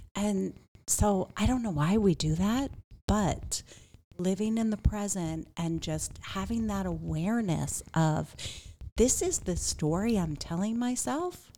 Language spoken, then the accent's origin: English; Pittsburgh, Pennsylvania, United States; also born or lived in Miami, Florida; now in Phoenix, United States; I came from a medium-sized town, so I grew up outside of Pittsburgh